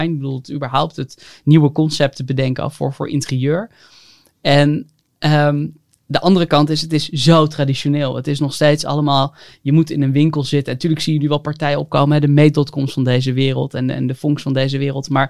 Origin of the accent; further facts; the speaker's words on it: Haarlem, North Holland, Netherlands; moved away as an adult; also born or lived in Hengelo; ik kom uit Haarlem, ik ben 27